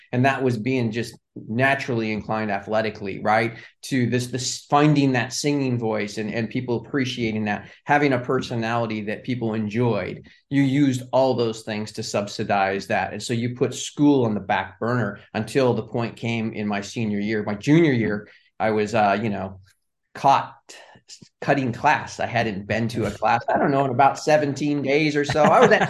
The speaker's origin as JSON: {"language": "English", "town": "Pasadena", "region": "California", "country": "United States", "tie": "born or raised there", "said": "And if I had never been born and raised in Pasadena, California, and then that area, there's probably no way I would have ended in the entertainment industry."}